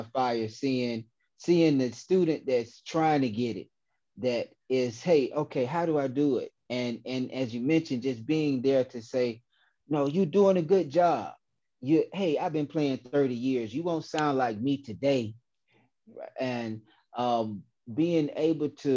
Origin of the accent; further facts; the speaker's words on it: Decatur, Georgia, United States; I grew up and live in South DeKalb